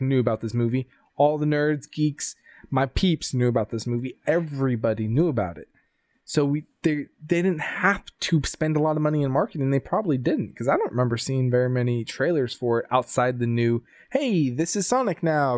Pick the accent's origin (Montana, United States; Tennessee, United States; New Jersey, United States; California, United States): California, United States; Sacramento; my hometown in California, Sacramento.